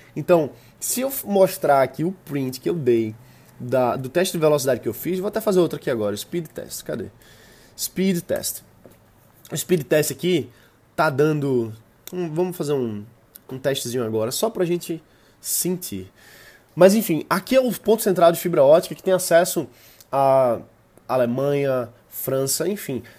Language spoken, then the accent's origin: Portuguese; Brazil; sou do Brasil